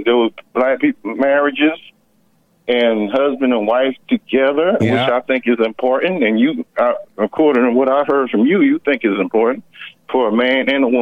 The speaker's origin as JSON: {"language": "English", "region": "rural Georgia", "country": "United States", "tie": "born or raised there", "said": "I grew up in Georgia, in rural Georgia. Okay, I had some experiences growing up in rural Georgia."}